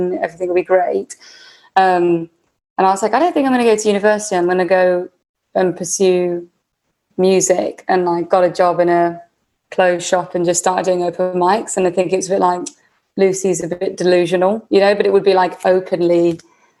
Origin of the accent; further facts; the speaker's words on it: Warwickshire, West Midlands, United Kingdom; I grew up in Warwickshire, which is the Midlands, right in the middle of England